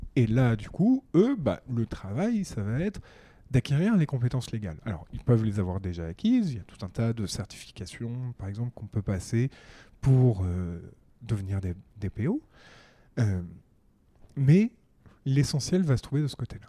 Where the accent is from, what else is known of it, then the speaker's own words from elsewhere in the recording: Paris, Île-de-France, France; Je suis un Parisien de 30 ans. J'ai grandi en fait toute ma vie à Paris